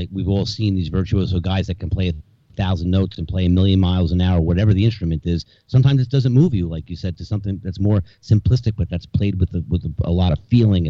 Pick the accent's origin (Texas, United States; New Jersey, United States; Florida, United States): New Jersey, United States; And growing up in New Jersey